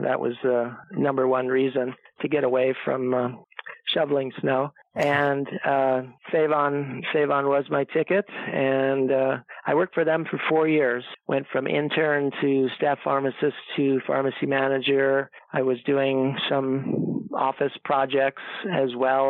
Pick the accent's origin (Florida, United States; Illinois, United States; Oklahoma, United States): Illinois, United States; Chicago suburbs; moved away as an adult; also born or lived in Iowa; I grew up in Illinois. That's where I was born and raised in the Chicago suburbs.